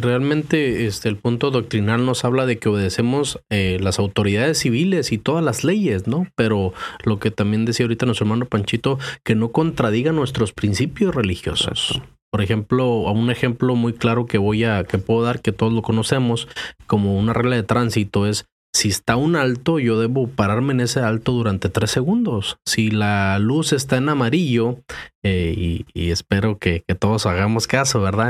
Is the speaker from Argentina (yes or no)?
no; Mexico; moved away; yo crecí en México